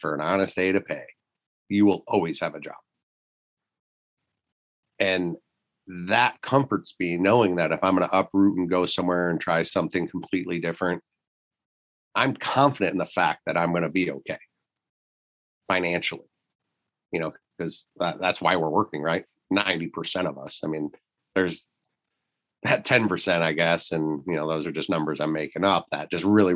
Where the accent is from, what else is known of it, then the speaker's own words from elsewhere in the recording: Michigan, United States; moved away; when I grew up in Michigan, we had roughly about 8.5 hours of usable daylight where I live there